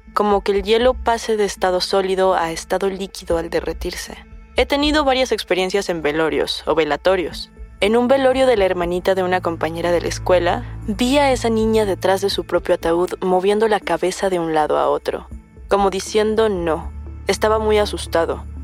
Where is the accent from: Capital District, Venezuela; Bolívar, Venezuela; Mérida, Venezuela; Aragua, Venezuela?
Capital District, Venezuela; Caracas; now in Santiago, Chile; Soy de Caracas, Venezuela actualmente radicado en Santiago de Chile